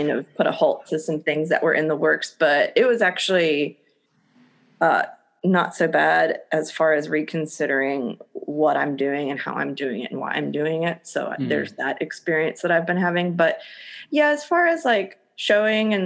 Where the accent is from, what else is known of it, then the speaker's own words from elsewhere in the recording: Waynesboro, Pennsylvania, United States; moved away as an adult; also born or lived in Philadelphia, Pennsylvania; now in Los Angeles, United States; I'm from a small town called Waynesboro. It's a like kind of a farming community, super rural.